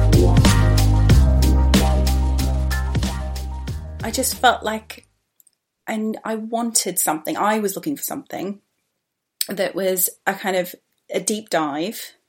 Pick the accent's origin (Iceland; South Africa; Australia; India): Australia; now in London, United Kingdom; I am an Australian who's been in London for a very, very long time. I live in Southeast London